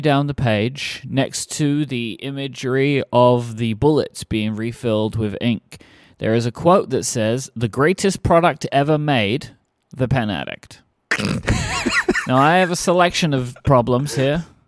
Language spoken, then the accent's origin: English; United Kingdom; I'm British.